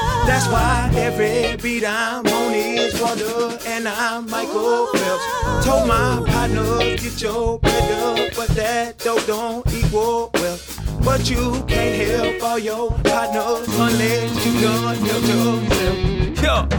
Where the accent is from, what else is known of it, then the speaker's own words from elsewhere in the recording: Nigeria; Now listen, this is monumental for me because I'm a Nigerian. I know a lot of y'all thought I was regular black.